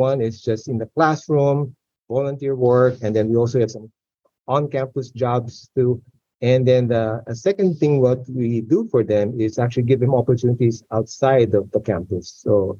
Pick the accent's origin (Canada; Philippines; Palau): Philippines; moved away as an adult; I grew up in the Philippines